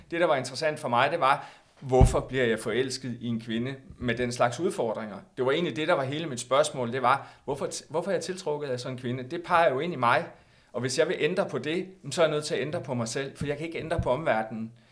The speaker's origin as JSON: {"language": "Danish", "town": "Aarhus", "region": "Central Denmark Region", "country": "Denmark", "moved": "yes", "said": "jeg valgte jo så at flytte på det tidspunkt øh, her, altså til Jylland, til Aarhus, mm. hvor jeg kommer fra oprindeligt"}